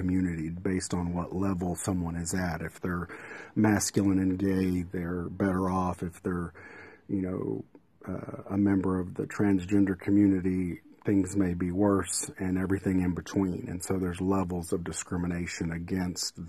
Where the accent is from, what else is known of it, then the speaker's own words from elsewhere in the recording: Midland, Texas, United States; News West 9 in Midland, my hometown